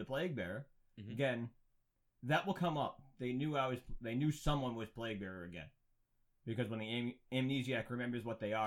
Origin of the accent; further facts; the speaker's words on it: Massachusetts, United States; we are from Massachusetts